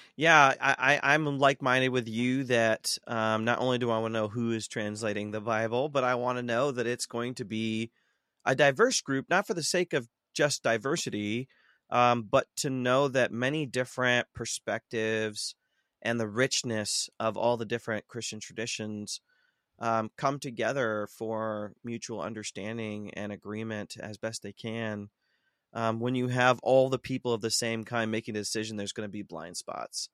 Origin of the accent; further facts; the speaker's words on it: Ohio, United States; I grew up in Ohio. I'm a heartland boy, um, born and raised.